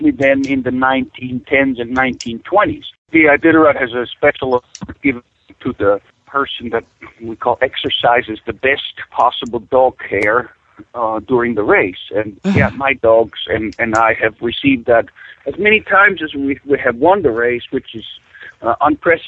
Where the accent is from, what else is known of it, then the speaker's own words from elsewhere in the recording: Switzerland; moved away as an adult; now in Alaska, United States; I was born and raised in Switzerland. In 1979, I came to Alaska